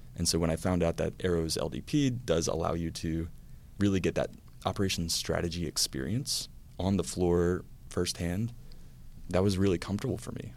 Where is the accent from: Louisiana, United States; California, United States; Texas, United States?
Louisiana, United States; moved away as an adult; also born or lived in Georgia / North Carolina; I am a Louisiana native. So I grew up in Louisiana